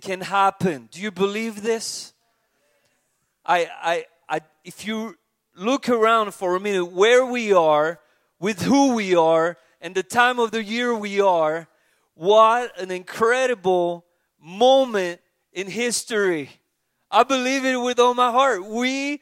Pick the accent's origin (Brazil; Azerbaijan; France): France; from France